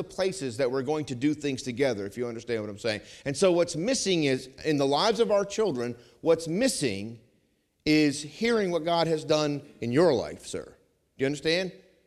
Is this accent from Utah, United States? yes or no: no; Vermont, United States; moved away; I grew up in Vermont